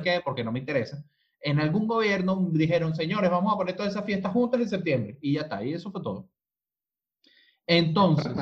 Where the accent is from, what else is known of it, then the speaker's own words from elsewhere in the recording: Venezuela; now in Chile; nosotros que, eh, eh, que venimos de Venezuela